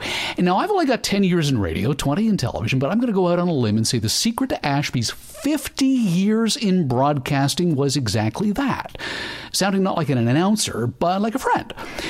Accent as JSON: {"language": "English", "country": "Canada", "said": "we're Canadian?"}